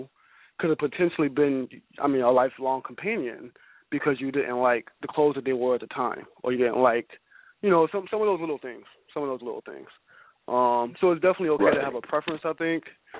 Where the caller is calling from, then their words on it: Buffalo, New York, United States; I'm from Buffalo.